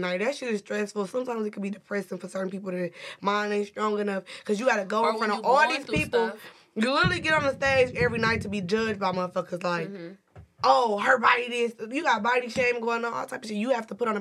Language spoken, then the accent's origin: English; Milwaukee, Wisconsin, United States; I grew up in Milwaukee